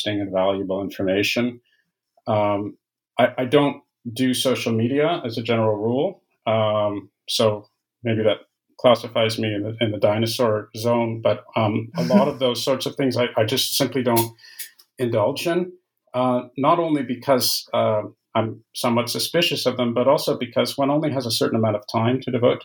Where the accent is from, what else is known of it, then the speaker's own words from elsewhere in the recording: Canada; moved away; I'm Canadian by origin, and those degrees were in Canada